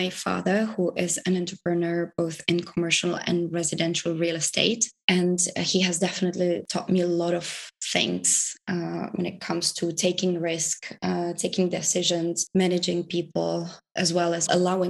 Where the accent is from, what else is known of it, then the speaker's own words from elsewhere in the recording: Prague, Czechia; I am from the Czech Republic, from Prague initially, so that's where I spend most of the months